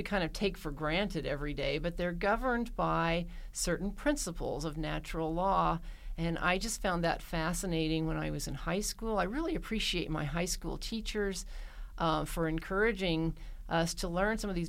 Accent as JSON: {"language": "English", "town": "Mountain Home", "region": "Arkansas", "country": "United States", "tie": "born or raised there", "moved": "yes", "said": "I grew up in a rural community in north central Arkansas in the lovely town of Mountain Home"}